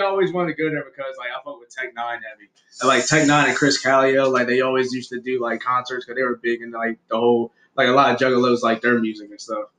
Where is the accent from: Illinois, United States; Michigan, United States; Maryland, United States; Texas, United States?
Maryland, United States; Aberdeen; also born or lived in Baltimore; I grew up in Harford County or whatever in Aberdeen. Born out in Aberdeen